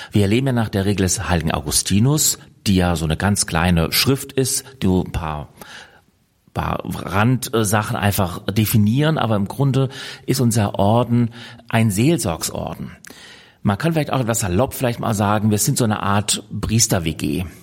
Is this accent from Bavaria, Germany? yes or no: no; Karlsruhe, Baden-Württemberg, Germany; born there; now in Hamburg, Germany; Ich bin hier in Hamburg in Bremsartenser und gebürtig komme ich aus Karlsruhe. Man mag es gar nicht mehr so richtig raushören, aber durch die verschiedenen Wege in meinem Leben, das Studium unter anderem in Hannover und in Bonn und in Tübingen, bin ich dann irgendwann hier in Hamburg gelandet.